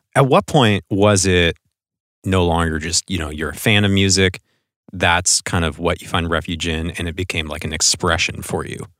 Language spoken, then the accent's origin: English; Portland, Oregon, United States; here in the local Portland music scene, which is my hometown